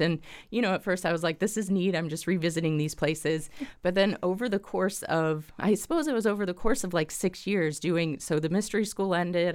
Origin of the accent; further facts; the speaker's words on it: Springfield, Illinois, United States; I am from Springfield, born and raised in Springfield here